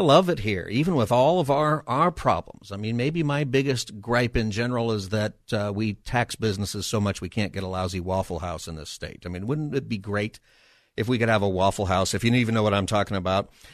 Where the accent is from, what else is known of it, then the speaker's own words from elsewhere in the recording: Palmdale, California, United States; also born or lived in Los Angeles area; now in San Diego, United States; I have grown up in Southern California. I grew up in Palmdale.